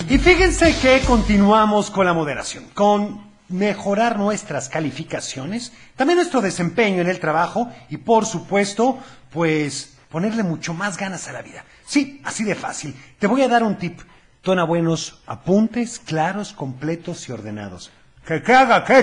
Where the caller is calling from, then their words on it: Guadalajara, Jalisco, Mexico; Hola Teo, ¿cómo estás? Hola. … de Guadalajara.